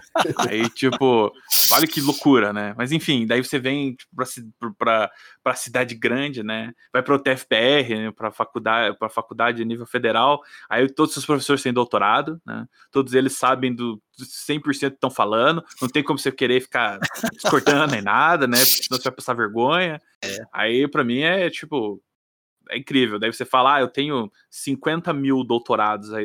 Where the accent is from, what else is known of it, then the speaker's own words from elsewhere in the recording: Brazil; eu sou brasileiro.